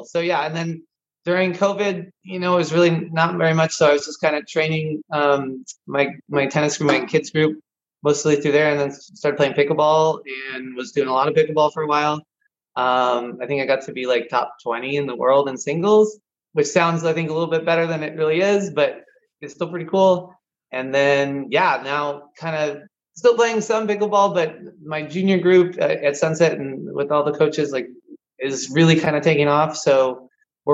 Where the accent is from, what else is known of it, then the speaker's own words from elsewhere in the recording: Southern California, United States; also born or lived in Portland, Oregon; I'm from Southern Cal. I played Southern Cal junior tennis.